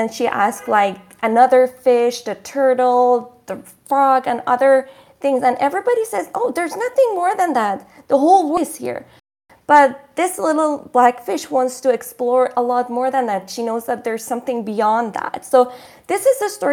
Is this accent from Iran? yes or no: yes; Shiraz, Fars, Iran; moved away; growing up in Iran